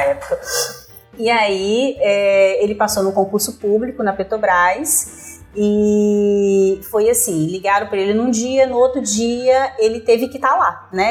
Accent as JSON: {"language": "Portuguese", "town": "São Mateus", "region": "Espírito Santo", "country": "Brazil", "tie": "born or raised there", "also_born_or_lived": "Vitória / Vila Velha", "said": "Nasci em Vitória. Nasci em Vitória. Quando chegamos em São Mateus"}